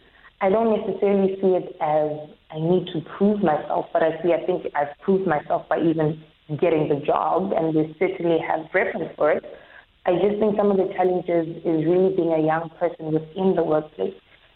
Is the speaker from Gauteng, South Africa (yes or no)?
yes; Johannesburg, Gauteng, South Africa; now in Cape Town, South Africa; from Johannesburg.